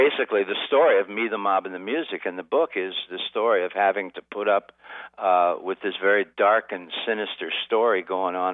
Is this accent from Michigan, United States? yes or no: yes; Niles, Michigan, United States; back in my hometown of Niles, Michigan.